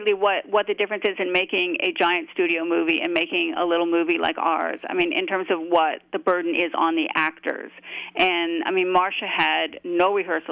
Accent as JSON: {"language": "English", "country": "Canada", "said": "I'm a Canadian"}